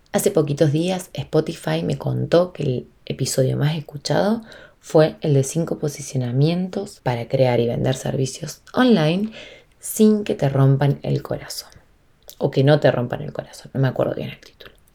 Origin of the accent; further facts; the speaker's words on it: Argentina; Yo estoy en Argentina y soy de Argentina en este momento, eh, estoy acá